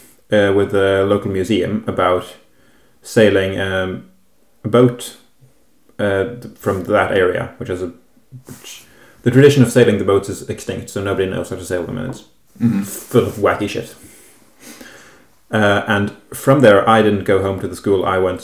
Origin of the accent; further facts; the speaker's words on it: Kvinnherad, Vestland, Norway; English is a second language; I am from Kvinnherad, which is a municipality in the county of Hordaland in the west of Norway. In the same county as Bergen